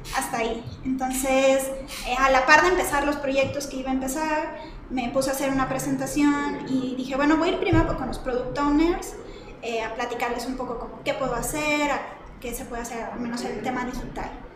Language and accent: Spanish; Monterrey, Nuevo León, Mexico; moved away as an adult; now in Mexico City, Mexico; soy de Monterrey, empecé siendo diseñadora gráfica, estudié ahí en el CEDIM